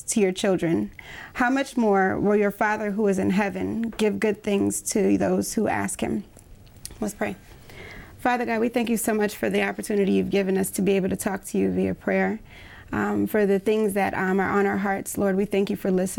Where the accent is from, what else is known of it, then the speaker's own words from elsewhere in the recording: Bowie, Maryland, United States; I'm from Maryland, Bowie, Maryland